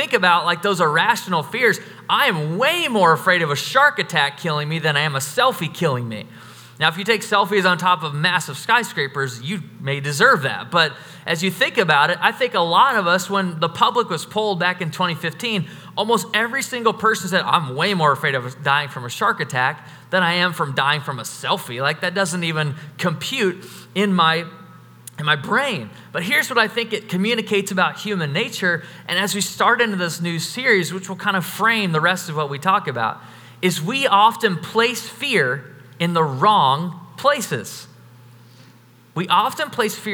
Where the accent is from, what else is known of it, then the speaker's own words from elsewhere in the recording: United States; we're all from America